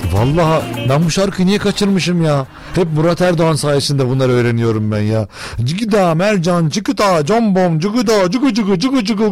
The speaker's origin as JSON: {"language": "Turkish", "country": "Turkey"}